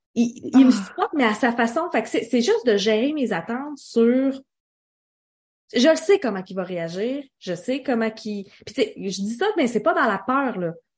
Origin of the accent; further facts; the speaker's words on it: Quebec, Canada; Je suis québécoise qui parle français du Canada